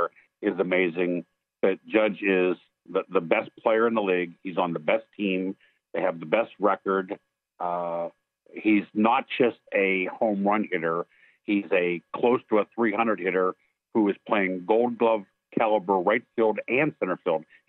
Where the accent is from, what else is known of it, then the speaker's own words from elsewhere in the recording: Pittsburgh, Pennsylvania, United States; I grew up in Pittsburgh